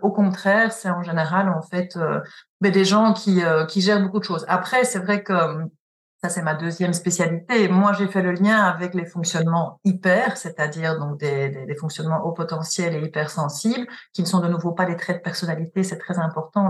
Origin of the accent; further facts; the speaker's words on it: Belgium; also born or lived in Paris; je suis belge, j'ai travaillé là-bas aussi